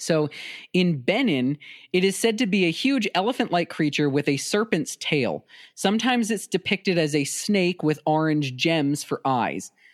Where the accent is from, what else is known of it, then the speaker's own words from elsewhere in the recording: South Dakota, United States; my home state of South Dakota